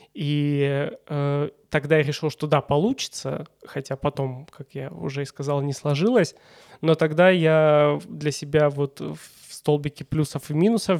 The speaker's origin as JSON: {"language": "Russian", "town": "Stavropol", "region": "Stavropol Krai", "country": "Russia", "tie": "born or raised there", "said": "Родился здесь и живу здесь"}